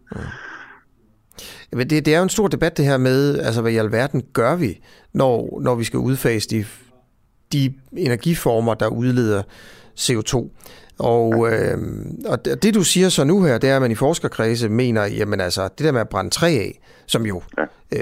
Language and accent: Danish; Hovedgård, Central Denmark Region, Denmark; jeg er jo selv fra Hovedgård